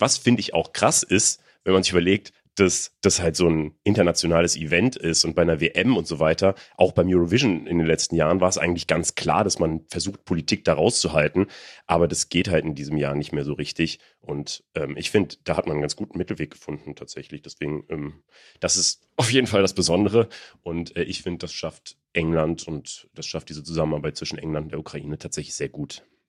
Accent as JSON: {"language": "German", "country": "Germany", "said": "als Deutsche"}